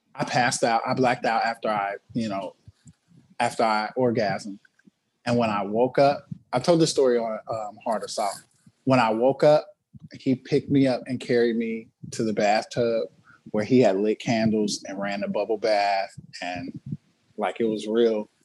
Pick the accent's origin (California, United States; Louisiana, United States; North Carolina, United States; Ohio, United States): California, United States; Inglewood; I was from Inglewood.